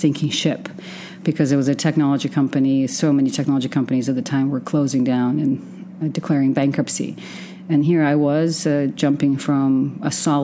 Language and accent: English; Western Ukraine, Ukraine; also born or lived in Oregon / San Francisco / Austin, Texas; now in Dubai, United Arab Emirates; I grew up in what used to be the Soviet Union, which is now Western Ukraine. Moved to the States in 1992